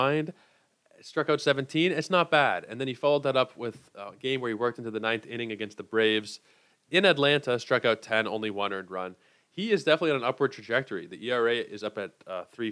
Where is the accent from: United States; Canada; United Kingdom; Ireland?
Canada; Toronto, Ontario; I am from Toronto